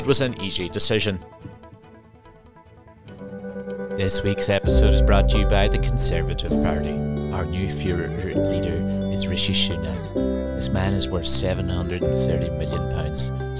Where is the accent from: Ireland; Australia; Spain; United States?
Ireland; Lifford, County Donegal; moved away; also born or lived in Dunfanaghy / Edinburgh; I'm from Lifford